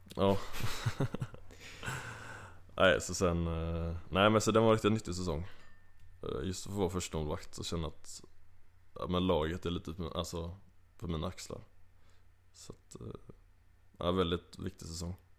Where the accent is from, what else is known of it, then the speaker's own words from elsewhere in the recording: Kungälv, Västra Götaland, Sweden; accent: Gothenburg dialect; now in Uppsala, Sweden; jag är ju från Kungälv, eh, lite utanför Göteborg. Så att, ja, du har helt rätt med dialekten, jag är ju inte härifrån.